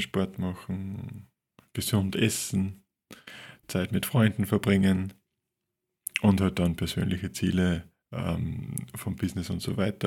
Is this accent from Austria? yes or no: yes; Linz, Upper Austria, Austria; über Linz, über meine Stadt, meine Heimatstadt.